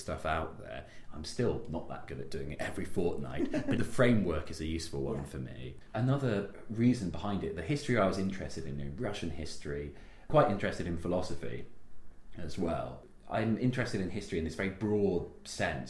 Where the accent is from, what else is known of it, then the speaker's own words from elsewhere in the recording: Bristol, South West England, United Kingdom; also born or lived in Oxford; I am Bristolian. I was born in Bristol, always lived outside of the city, but I went to school in Bristol.